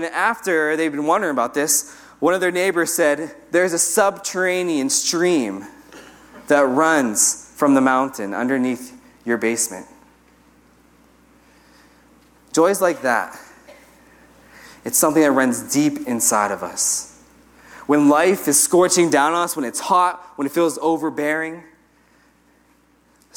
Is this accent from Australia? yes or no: no; United States; I'm American.